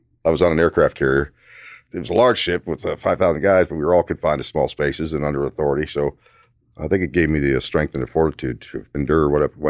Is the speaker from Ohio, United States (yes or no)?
yes; Ohio, United States; Where I was raised in Ohio, you know, impoverished